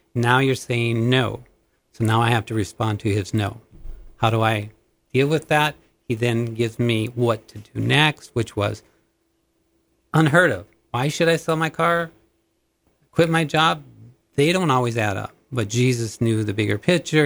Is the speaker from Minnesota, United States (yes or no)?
yes; Minnesota, United States; moved away as an adult; also born or lived in Montana; thirty miles from my hometown, there was actually a telephone training two-year course